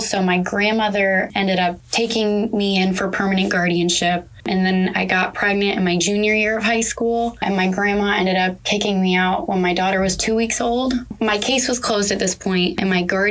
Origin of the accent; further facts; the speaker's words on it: Pasco County, Florida, United States; also born or lived in St. Petersburg, Florida; They moved me all the way to St. Pete and I was from Pasco